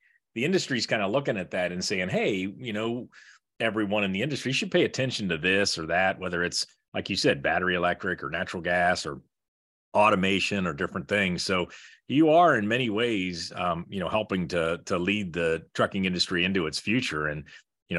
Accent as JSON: {"language": "English", "region": "southwestern Ohio", "country": "United States", "tie": "born or raised there", "said": "I grew up really close to that school in southwestern Ohio"}